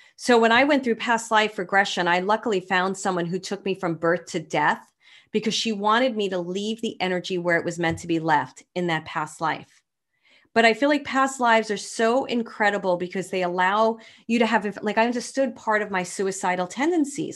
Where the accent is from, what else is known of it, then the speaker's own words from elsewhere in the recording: New York City, New York, United States; moved away; I'm from Brooklyn